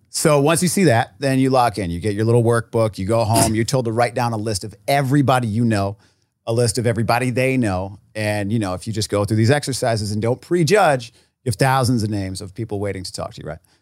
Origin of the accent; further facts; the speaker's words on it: Rhode Island, United States; I was from Rhode Island. There was, like, nobody had any money.